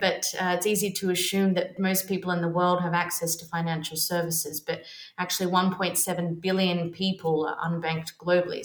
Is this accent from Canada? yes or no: no; Australia; moved away as an adult; also born or lived in London; now in Barcelona, Spain; I am Australian, lived in London for 11 years, and now currently residing in sunny Barcelona.